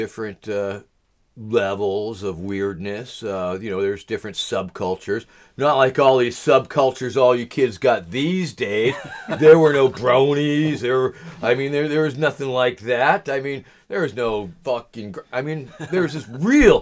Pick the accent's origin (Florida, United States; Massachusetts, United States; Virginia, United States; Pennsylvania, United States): Massachusetts, United States; Gloucester; moved away as an adult; also born or lived in Baltimore; this is Gloucester. This is my hometown, for sure.